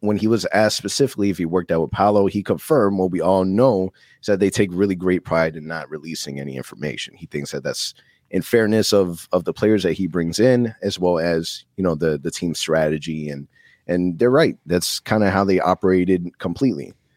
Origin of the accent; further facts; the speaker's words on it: Orlando, Florida, United States; Born and raised in Orlando